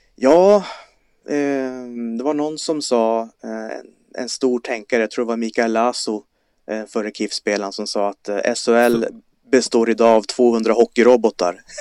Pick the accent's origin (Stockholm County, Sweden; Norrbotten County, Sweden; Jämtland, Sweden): Norrbotten County, Sweden; Kiruna; jag kommer från Kiruna